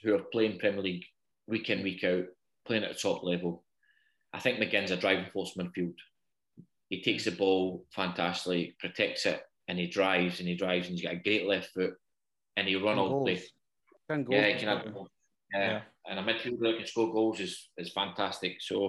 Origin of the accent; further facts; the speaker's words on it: Scotland, United Kingdom; now in Newcastle, United Kingdom; I'm only 2 hours up the road, down the road in Newcastle just now. But everything is geared up to being a footballer as a young boy and growing up in Scotland.